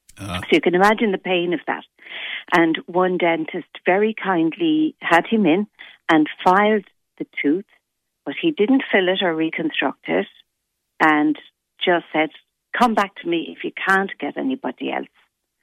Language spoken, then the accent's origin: English; Limerick, Munster, Ireland; also born or lived in Cork; I moved back to Limerick I'm from Limerick originally, and I moved back from Cork.